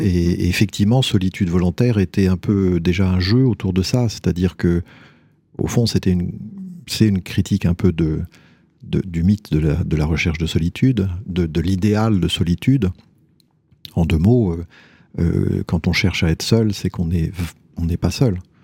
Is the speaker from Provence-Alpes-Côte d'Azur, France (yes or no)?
no; near Tours, Centre-Val de Loire, France; J'ai grandi en Indre-et-Loire, euh, près d'une ville